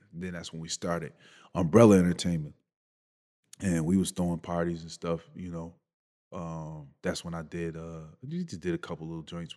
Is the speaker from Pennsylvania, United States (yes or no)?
no; Buffalo, New York, United States; growing up in Buffalo